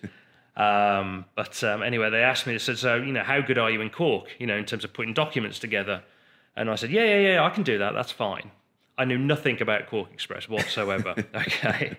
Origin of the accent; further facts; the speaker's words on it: Redditch, West Midlands, United Kingdom; we grew up in, um, Redditch